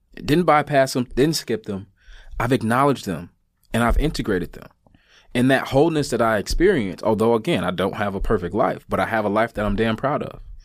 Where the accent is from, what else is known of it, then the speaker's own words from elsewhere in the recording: United States; I'm an American